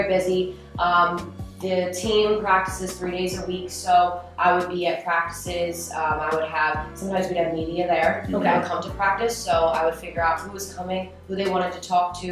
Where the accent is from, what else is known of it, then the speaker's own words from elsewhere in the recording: Morristown, New Jersey, United States; I grew up in Morristown, right over the bridge